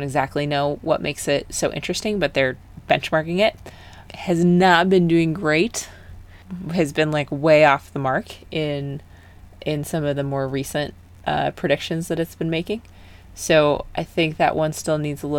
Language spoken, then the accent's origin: English; United States; as an American